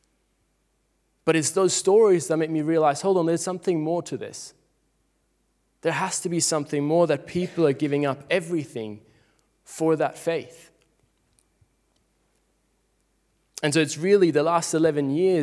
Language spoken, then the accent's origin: English; Switzerland; moved away as an adult; now in Australia; growing up in Switzerland, it's very similar to Australia